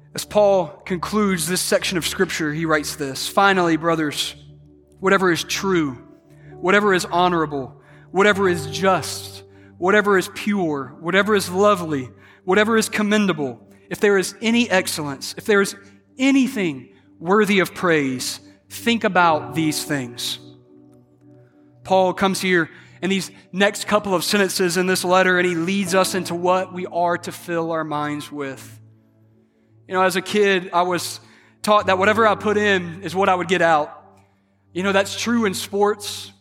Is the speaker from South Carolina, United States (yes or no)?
yes; South Carolina, United States; I was raised in South Carolina, so I'm a big Clemson fan